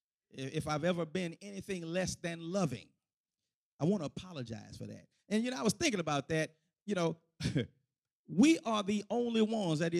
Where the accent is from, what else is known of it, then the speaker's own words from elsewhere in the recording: Houston, Texas, United States; when I was a kid growing up in the Pure Light Missionary Baptist Church of the Fifth Ward section of Houston, Texas